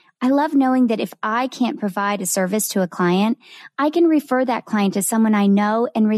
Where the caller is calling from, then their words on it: Tampa, Florida, United States; I am joining you from Tampa, Florida